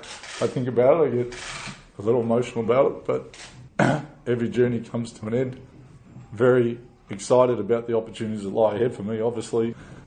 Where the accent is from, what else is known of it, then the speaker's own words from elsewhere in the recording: Australia; the head coach of the national team in Australia, my home country